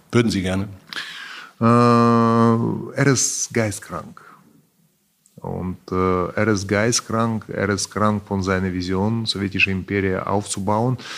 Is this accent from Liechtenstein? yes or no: no; Kyiv, Ukraine; German is a second language; Deutschland, von Kiew. Und äh, vermisse ich Deutschland sehr, weil ich bin festgesteckt mit diesem Krieg äh, in meiner Heimatstadt.